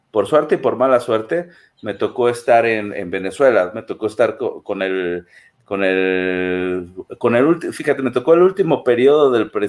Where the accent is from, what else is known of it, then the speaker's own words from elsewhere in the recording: Mexico; tu obligación como mexicano es votar, ¿no?